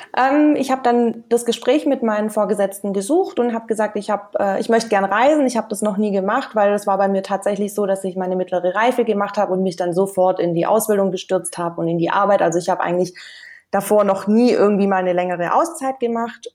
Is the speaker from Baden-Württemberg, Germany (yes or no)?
yes; Stuttgart, Baden-Württemberg, Germany; moved away as an adult; aus Deutschland bin ich aus Stuttgart und da habe ich eigentlich die letzten Jahre gelebt